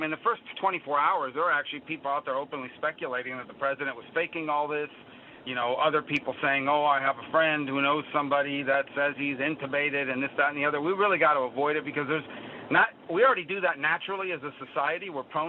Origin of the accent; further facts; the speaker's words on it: United States; You know, I grew up in Ronald Reagan's America. I was in fourth grade when he sworn in for the first time.